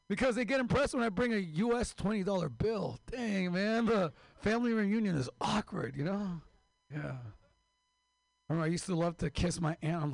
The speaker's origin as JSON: {"language": "English", "town": "Mexicali", "region": "Baja California", "country": "Mexico", "said": "I'm from Mexico, Mexicali, the real California."}